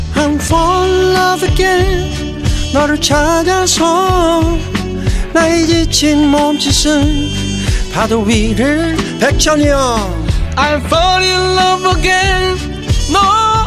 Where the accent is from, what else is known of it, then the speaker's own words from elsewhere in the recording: Tongyeong, South Gyeongsang, South Korea; accent: Gyeongsang; moved away as an adult; now in Cheonan, South Korea; 저 통영 사람인데요. 아. 천안에 산는 일이 오래돼도 말이 안 바뀌어요.